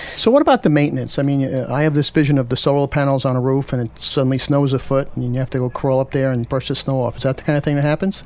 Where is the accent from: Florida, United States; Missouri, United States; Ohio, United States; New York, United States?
New York, United States; Red Hook; I'm from the Red Hook